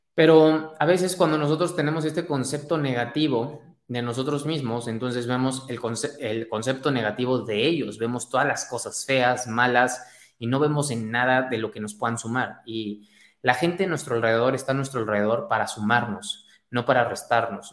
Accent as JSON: {"language": "Spanish", "country": "Mexico", "said": "Soy mexicano, como buen mexicano."}